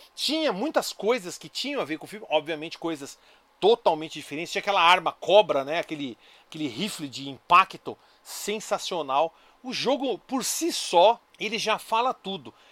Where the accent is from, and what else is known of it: São Caetano do Sul, São Paulo, Brazil; born or raised there